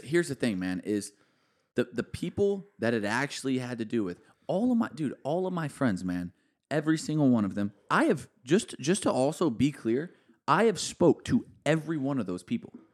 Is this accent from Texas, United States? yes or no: yes; Alvarado, Texas, United States; I'm from a small town where you got three thousand people in my hometown, dude. Like, no one really even makes music there. Like, no one really gets out of Alvarado